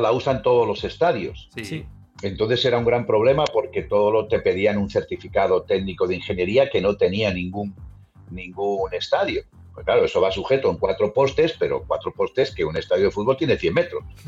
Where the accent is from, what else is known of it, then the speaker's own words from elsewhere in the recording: Spain; somos españoles